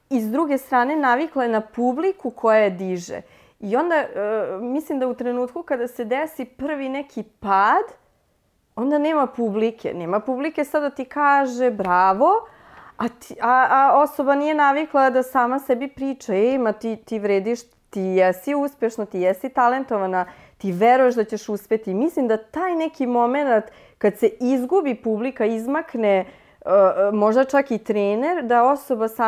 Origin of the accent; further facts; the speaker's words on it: Futog, Vojvodina, Serbia; mi smo bili iz Futoga, nije selo, ali nekako drugačije to se funkcionisalo